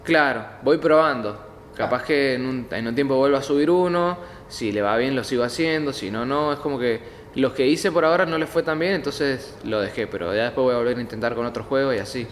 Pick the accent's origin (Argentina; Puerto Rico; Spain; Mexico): Argentina; Godoy Cruz, Mendoza; Nací en Godoy Cruz, hospital español